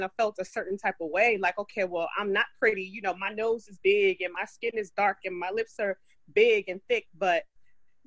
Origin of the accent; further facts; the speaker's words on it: New York, United States; growing up in New York